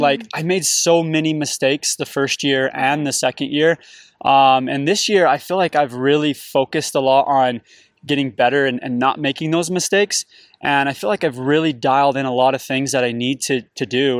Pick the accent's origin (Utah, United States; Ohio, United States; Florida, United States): Utah, United States; St. George; I grew up in the desert, I grew up in Saint George